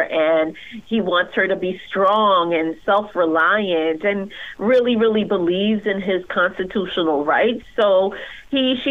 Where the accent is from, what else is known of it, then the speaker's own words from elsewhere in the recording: Haiti; moved away; I am an immigrant. I was born in Haiti.